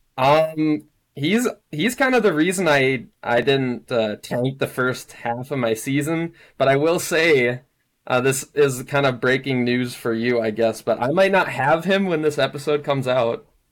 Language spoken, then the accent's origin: English; Minnesota, United States; moved away as an adult; also born or lived in Hawaii; now I'm living back in Minnesota, born and raised in Minnesota